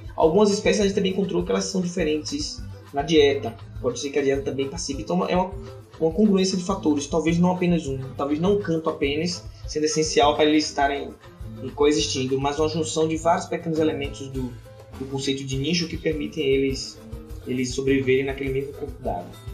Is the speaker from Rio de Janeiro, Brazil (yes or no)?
no; Salvador, Bahia, Brazil; Eu sou natural de Salvador, no estado da Bahia